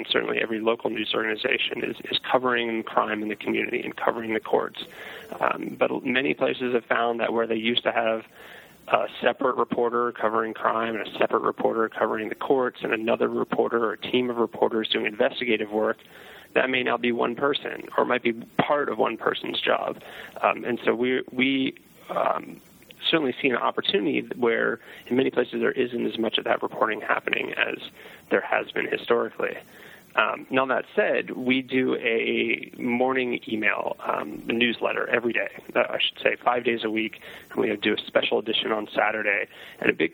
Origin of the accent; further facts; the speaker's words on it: Baltimore, Maryland, United States; I grew up in Baltimore reading the Sun